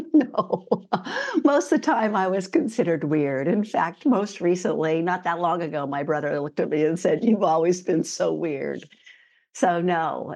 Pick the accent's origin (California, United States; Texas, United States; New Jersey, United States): California, United States; San Francisco Bay Area; moved away as an adult; now in New Zealand; I grew up in the San Francisco Bay Area